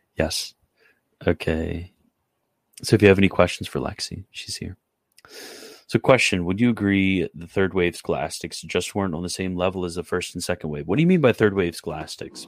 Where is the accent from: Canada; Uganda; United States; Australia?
Canada; I'm Canadian.